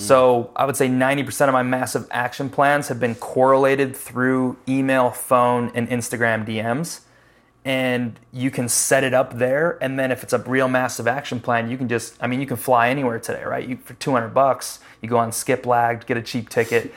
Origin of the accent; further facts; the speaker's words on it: Chicago, Illinois, United States; moved away as an adult; now in Charlotte, United States; I'm from Chicago